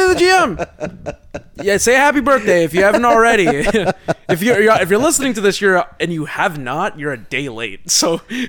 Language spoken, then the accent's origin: English; Houston, Texas, United States; I am from Houston. Isn't that weird?